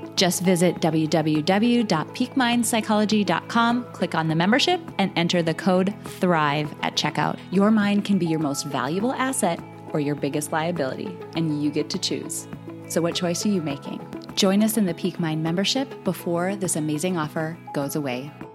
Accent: North Dakota, United States; I'm from North Dakota

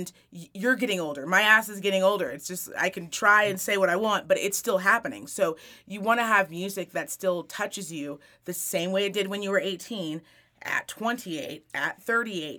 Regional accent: Reno, Nevada, United States; I am born and raised in Reno, and I have never left.

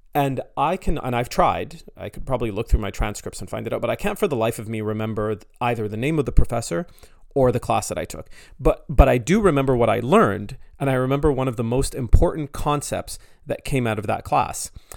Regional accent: Canada; I'm Canadian. I live in Canada.

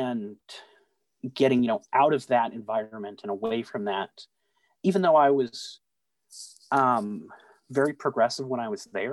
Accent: Southeast Texas, United States; growing up in Southeast Texas

